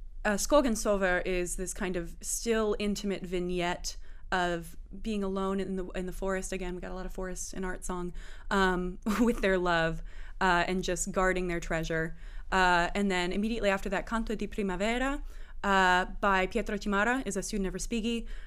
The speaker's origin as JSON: {"language": "English", "town": "Kansas City", "country": "United States", "also_born_or_lived": "Missouri / Louisiana", "moved": "yes", "lives_now": "Bowling Green, United States", "said": "I'm from Kansas City originally, lived in Missouri for a while, and moved up from Louisiana."}